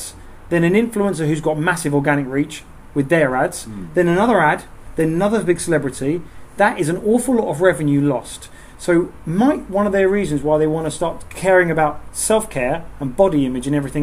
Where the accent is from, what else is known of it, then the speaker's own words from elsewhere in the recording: Southend-on-Sea, East of England, United Kingdom; we're from Southend